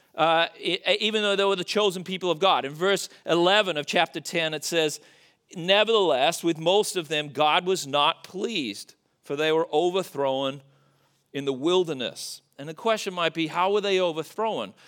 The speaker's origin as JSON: {"language": "English", "country": "Australia", "moved": "yes", "said": "as an Australian"}